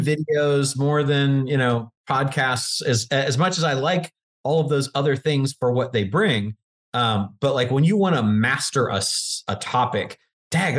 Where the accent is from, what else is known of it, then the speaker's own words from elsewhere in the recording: Virginia, United States; I grew up in Virginia